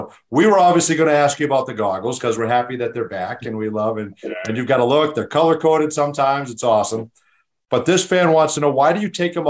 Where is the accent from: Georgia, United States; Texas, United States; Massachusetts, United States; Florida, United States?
Massachusetts, United States; Boston; I grew up in Boston and I grew up a Celtics fan.